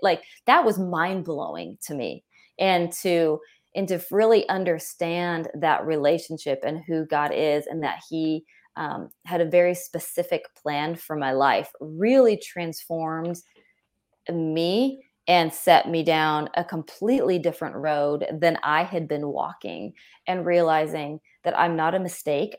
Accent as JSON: {"language": "English", "region": "California", "country": "United States", "said": "I grew up, um, and I'm from California"}